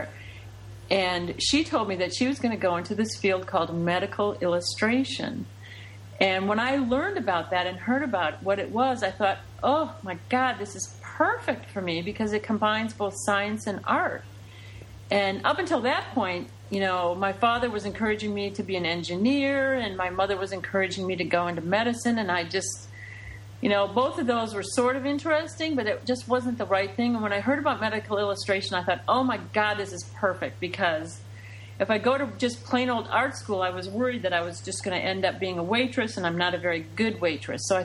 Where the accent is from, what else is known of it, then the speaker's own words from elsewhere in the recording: Detroit, Michigan, United States; I'm originally from Detroit, Michigan. I grew up there